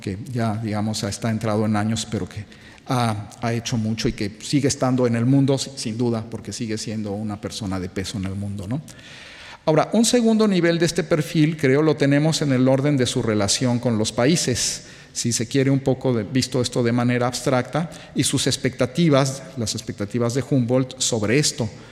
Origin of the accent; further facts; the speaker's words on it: Mexico; siendo mexicano